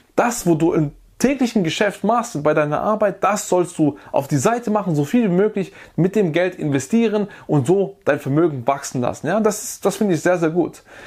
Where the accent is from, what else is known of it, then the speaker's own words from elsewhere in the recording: Germany; bei uns in Deutschland